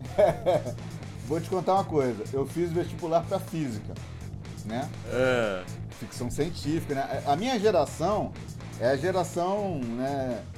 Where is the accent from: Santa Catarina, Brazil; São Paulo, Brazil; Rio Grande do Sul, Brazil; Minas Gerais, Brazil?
Minas Gerais, Brazil; Eu morava no interior, né? Eu fui criado em Minas